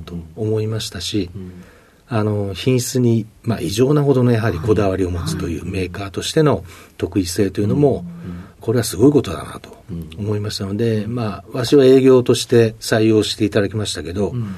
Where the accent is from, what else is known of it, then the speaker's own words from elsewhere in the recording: Tokyo, Japan; 生まれも育ちもずっと東京でございまして